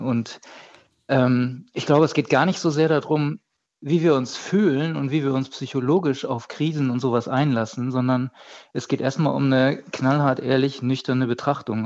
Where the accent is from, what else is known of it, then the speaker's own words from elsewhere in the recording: Bremen, Germany; ich komme ja aus Norddeutschland, ich bin aus Bremen